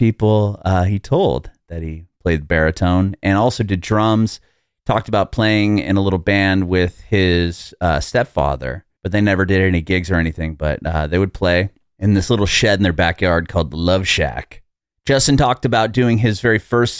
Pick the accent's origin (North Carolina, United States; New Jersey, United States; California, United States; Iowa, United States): California, United States; San Diego; moved away as an adult; now in Tennessee, United States; I'm originally from San Diego, so I was a West Coast kid my whole life up until about 3 years ago.